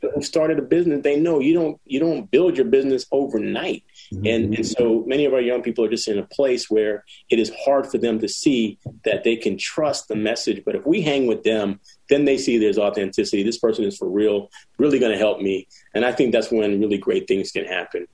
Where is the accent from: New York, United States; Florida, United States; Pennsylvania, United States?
Pennsylvania, United States; Philadelphia; also born or lived in San Jose, California; I ended up in Philly after my mom passed away, being raised by a cousin